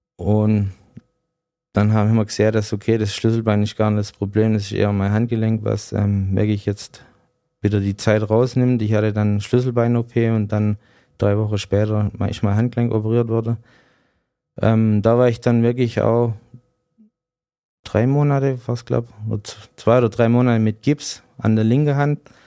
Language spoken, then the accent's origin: German; near Bietigheim, Baden-Württemberg, Germany; also born or lived in Cottbus; ich bin dann in der Nähe von Bietigheim aufgewachsen